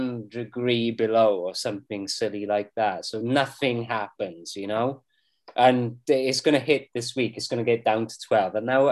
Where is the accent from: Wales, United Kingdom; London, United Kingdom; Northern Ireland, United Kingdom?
Wales, United Kingdom; I'm Welsh!